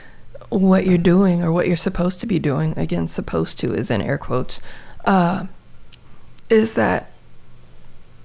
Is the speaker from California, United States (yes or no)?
no; Gary, Indiana, United States; moved away as an adult; I was born, I was raised in Gary, Indiana in the 70s